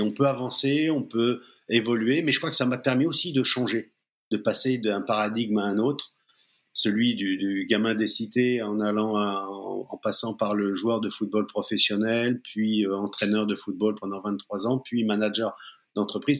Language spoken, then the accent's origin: French; Seine-Saint-Denis, Île-de-France, France; je viens plutôt de la banlieue parisienne, du 9-3 où je, suis né. Hum, j'ai vécu dans les cités